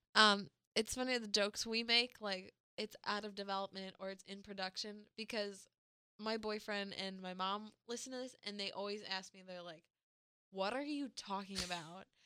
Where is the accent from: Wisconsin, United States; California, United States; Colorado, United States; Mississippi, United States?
Wisconsin, United States; I'm from Wisconsin